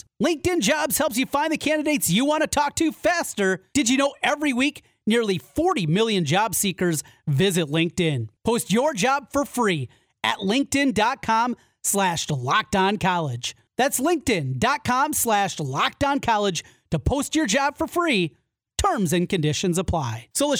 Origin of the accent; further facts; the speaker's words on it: Iowa, United States; I grew up in North Iowa.